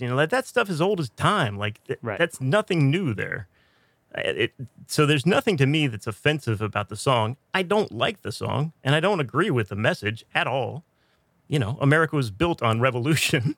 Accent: United States; I am an American

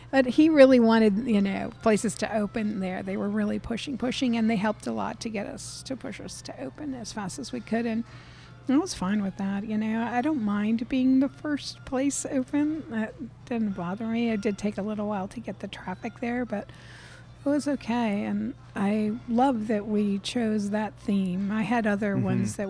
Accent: New England, United States; It was like opening one of the seafood shacks that I grew up with in New England.

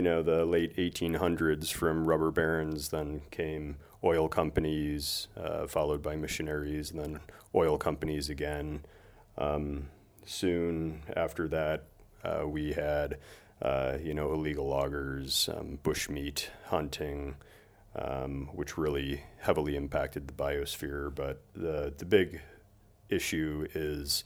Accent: Chicago, Illinois, United States; moved away as an adult; also born or lived in Montana; I was born and raised in Chicago, and I moved to the state of Montana to get a degree in wildlife biology

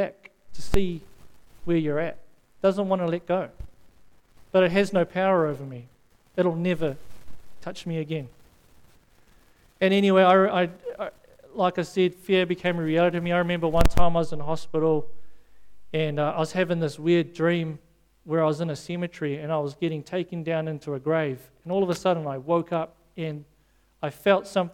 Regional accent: South Africa; moved away; I grew up in South Africa

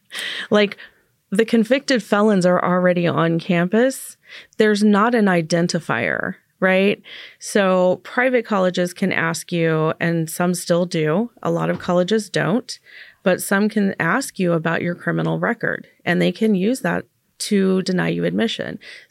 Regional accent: Las Vegas, Nevada, United States; now in Portland, United States; I didn't grow up in Portland. Mm-hmm. You know, I grew up in Nevada.

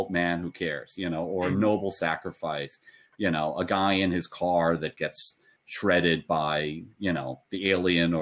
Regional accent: United States; as an American

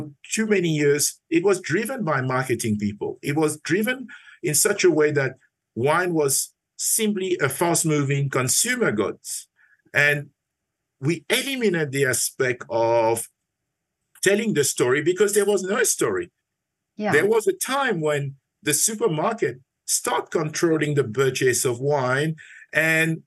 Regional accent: Mauritius; moved away; So my story started back in Mauritius. I'm originally from Mauritius. I was brought up in a family

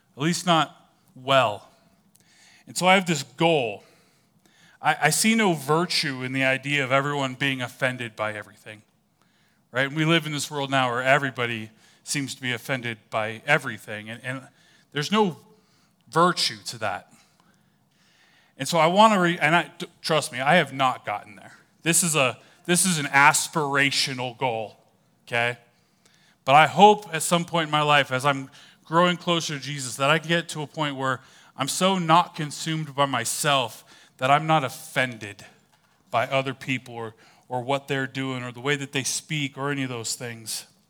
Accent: California, United States; moved away; I was originally from California.

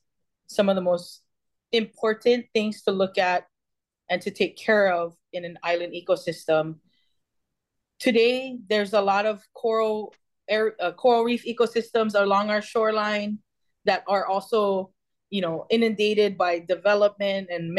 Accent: Hawaii, United States; I think there are different experiences that people have being from Hawaii, as well as being Native Hawaiian. For me, I come from a family of ocean people. So naturally for me, I grew up by the ocean.

